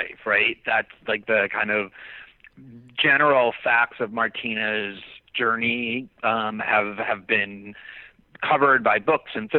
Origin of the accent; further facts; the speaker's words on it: Fort Lauderdale, Florida, United States; we grew up in Fort Lauderdale